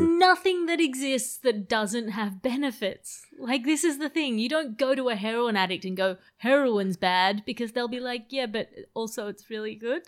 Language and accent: English; Sydney, New South Wales, Australia; accent: Australian; moved away; also born or lived in United Kingdom; I sound very Australian